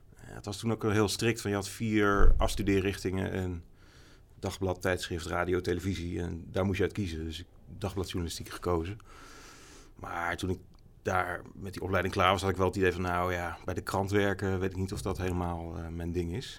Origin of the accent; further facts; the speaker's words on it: Amersfoort, Utrecht, Netherlands; ik ben wel in Amersfoort opgegroeid. Ik ben niet geboren, maar vanaf mijn zesde ongeveer gewoond.